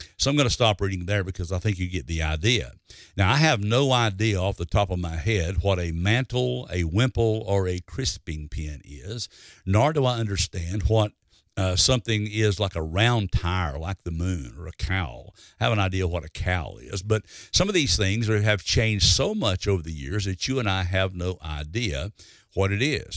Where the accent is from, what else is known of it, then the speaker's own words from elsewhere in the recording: Alabama, United States; when I was growing up in Alabama